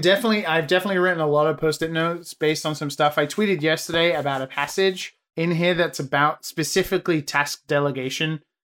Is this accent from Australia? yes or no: no; United Kingdom; moved away as an adult; now in Japan; I'm British